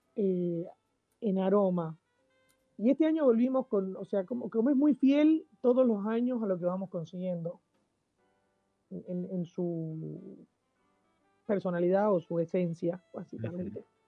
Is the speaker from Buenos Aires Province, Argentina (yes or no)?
no; Jujuy, Argentina; en Jujuy, por ahí que es el lugar de donde, de donde soy